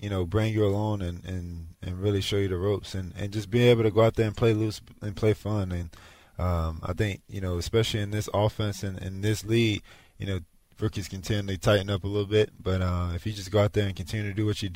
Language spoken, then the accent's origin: English; Atlanta, Georgia, United States; now in Houston, United States; I'm from Atlanta